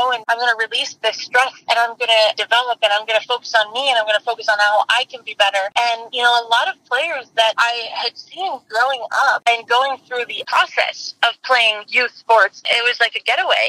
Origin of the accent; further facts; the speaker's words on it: Nigeria; moved away as an adult; now in United States; I grew up in Nigeria, so my first 19 years were in Nigeria